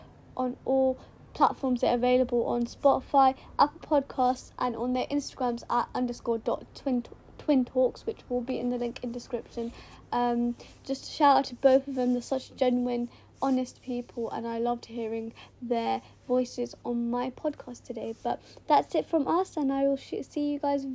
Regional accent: United Kingdom; also born or lived in Pakistan; us three are all British Pakistani girls, and we're living in the UK

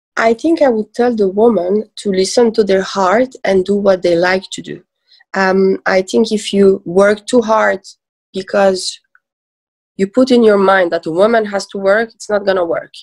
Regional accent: Switzerland; also born or lived in Iran / Lausanne / Geneva; I was born in Iran uh, and I was raised in Switzerland.

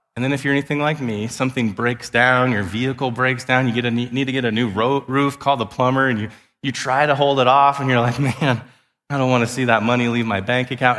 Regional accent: Wyoming, United States; I grew up in Wyoming

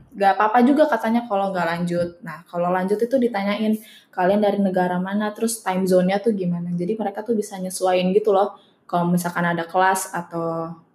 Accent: Indonesia; moved away as an adult; now in Netherlands; kita dari Indo

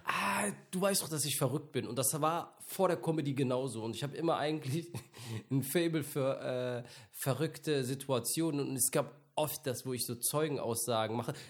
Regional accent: Mönchengladbach, North Rhine-Westphalia, Germany; ich bin in München-Gladbach aufgewachsen

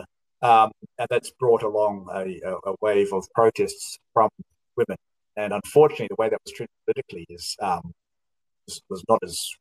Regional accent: New Zealand; also born or lived in Australia; now in Melbourne, Australia; I'm from New Zealand, but I've been living in Australia

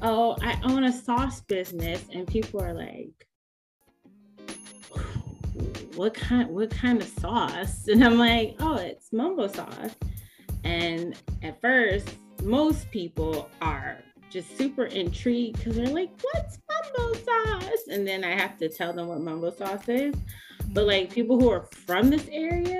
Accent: Silver Spring, Maryland, United States; I'm from Silver Spring, Maryland

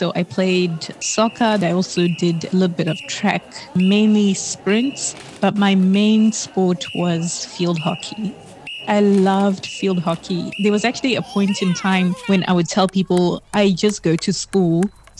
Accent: Harare, Zimbabwe; moved away as an adult; I was born in Zimbabwe, in Harare. I grew up there until I was about 19.

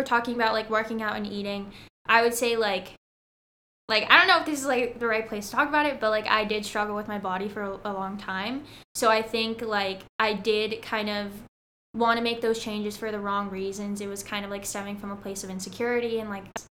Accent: Southern California, United States; I'm from Southern California

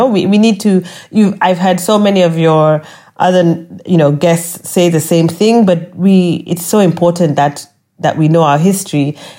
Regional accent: Kenya; and as a Kenyan, you know, we are liked, which is always a nice thing.

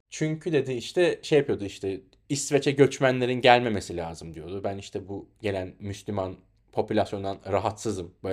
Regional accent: Anatolia, Turkey; Türk oğlu Türk'üm bir Anadolu çomarıyım diye böyle dolaşıyorum.

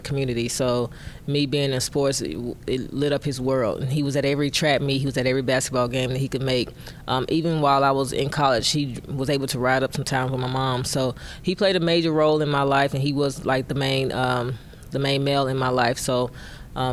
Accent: Mississippi, United States; also born or lived in Englewood; I moved to the South around the age of two or three. I think it most likely was three. And we moved to Mississippi to be closer to my mom's grandmother. So that's where I kind of like grew up with her

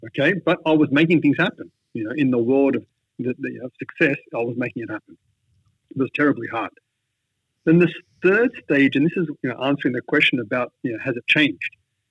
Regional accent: India; I came from Catholic background. So even though I'm Indian, every part of me looks, I was not Indian in my mindset. I was Western in my mindset.

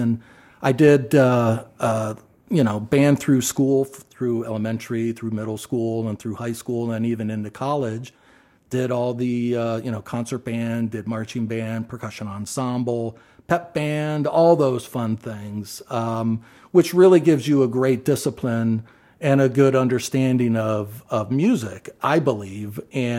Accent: Athens, Ohio, United States; No, I grew up in Athens, Ohio, where Ohio University is, and that's where I was

